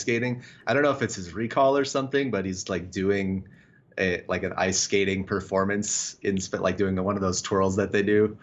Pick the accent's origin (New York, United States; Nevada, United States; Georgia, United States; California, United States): Nevada, United States; Las Vegas; moved away; I'm actually from Vegas originally